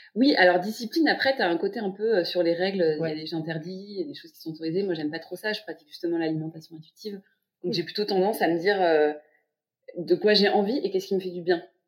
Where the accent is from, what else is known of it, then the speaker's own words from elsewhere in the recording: Paris, Île-de-France, France; je suis une Parisienne de 32 ans